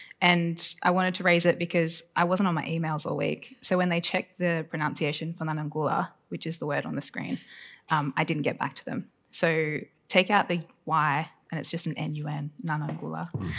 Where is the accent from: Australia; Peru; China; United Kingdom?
Australia; Gundungurra country, New South Wales; I was born on Gunungurra country.